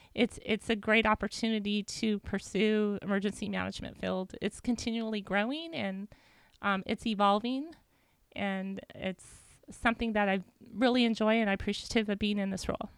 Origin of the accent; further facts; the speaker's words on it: Whittier, California, United States; I grew up in Whittier went to school